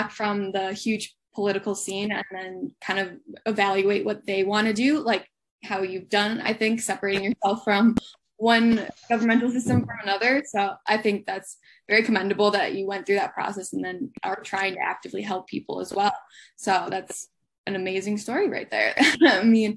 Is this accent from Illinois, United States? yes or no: yes; Illinois, United States; I'm from Illinois